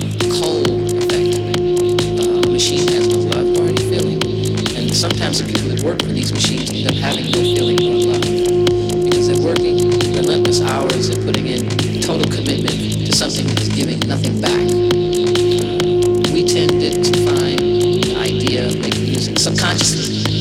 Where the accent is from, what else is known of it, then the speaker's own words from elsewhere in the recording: Detroit, Michigan, United States; Because we come from Detroit. Because that's where our parents live, our families live, our friends live.